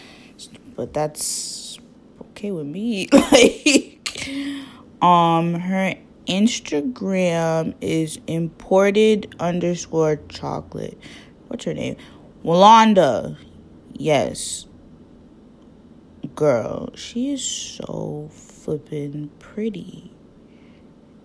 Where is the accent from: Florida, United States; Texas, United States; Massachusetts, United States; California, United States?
Massachusetts, United States; Boston; I was not born there. I was born in Boston. My sister was also born here. And my parents grew up there.